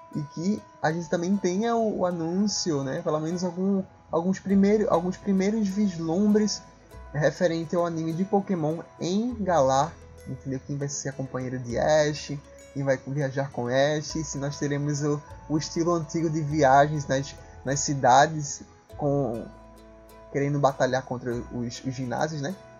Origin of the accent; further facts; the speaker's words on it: Northeast Region, Brazil; accent: sotaque arrastado; esse nordestino